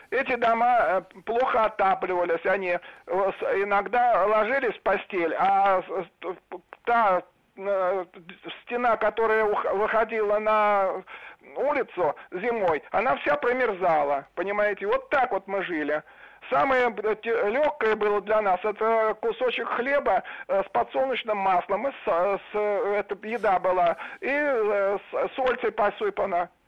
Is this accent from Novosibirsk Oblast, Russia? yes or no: no; Moscow, Russia; born there; Я родился в Москве в 1936 году.